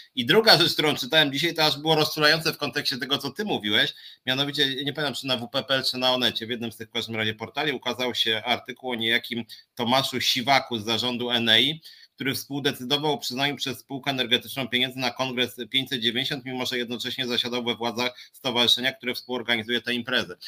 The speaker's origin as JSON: {"language": "Polish", "country": "Poland", "tie": "born or raised there", "said": "urodziliśmy się w Polsce"}